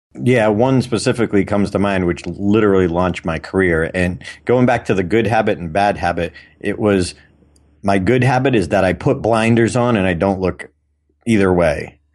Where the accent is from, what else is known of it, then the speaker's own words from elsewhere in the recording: Auburn, Massachusetts, United States; Doctor Robert Goddard, who had launched the first liquid fuel rocket in history in my hometown